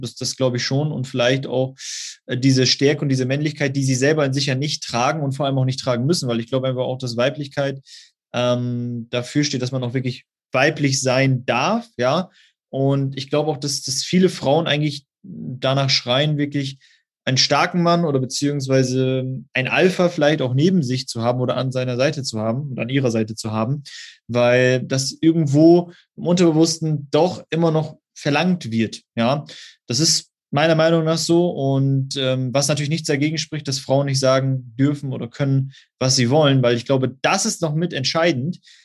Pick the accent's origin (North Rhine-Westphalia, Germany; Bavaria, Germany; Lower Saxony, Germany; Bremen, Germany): Lower Saxony, Germany; Osnabrück; Ich komme aus Osnabrück, das ist in der Nähe von Münster